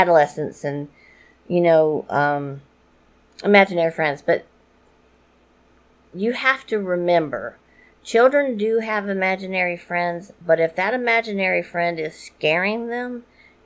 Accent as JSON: {"language": "English", "town": "New Orleans", "region": "Louisiana", "country": "United States", "said": "I am from New Orleans and I am half Cajun."}